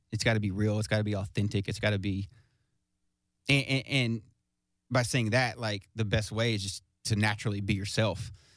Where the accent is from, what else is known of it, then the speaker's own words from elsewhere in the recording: Smyrna, Tennessee, United States; I'm from Smyrna, Smyrna, Tennessee